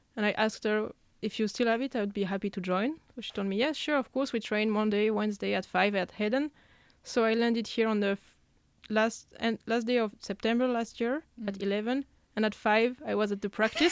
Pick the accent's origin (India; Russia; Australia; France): France; south of France; moved away as an adult; also born or lived in Lyon / Paris; now in Gothenburg, Sweden; I come then from the south of France. I've lived in Lyon, in Paris